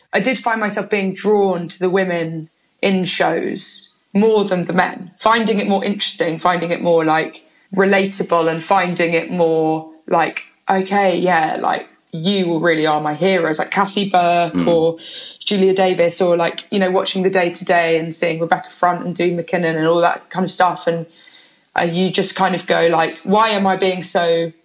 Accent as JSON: {"language": "English", "town": "Oxford", "region": "South East England", "country": "United Kingdom", "tie": "born or raised there", "also_born_or_lived": "London / Bristol", "moved": "as an adult", "said": "I grew up half in London, half in Oxford"}